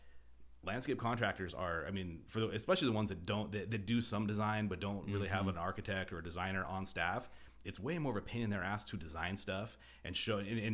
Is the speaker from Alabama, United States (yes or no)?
no; Boise, Idaho, United States; also born or lived in Northern California; I grew up in Boise for the most part. You know, I was born here, moved away, lived in Northern California for a number of years when I was a kid, you know, went to high school, went to college here.